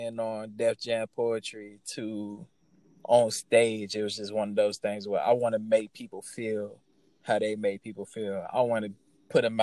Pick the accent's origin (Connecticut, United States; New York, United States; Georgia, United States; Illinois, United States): Georgia, United States; Atlanta; I'm born and raised in Atlanta, over on the West End.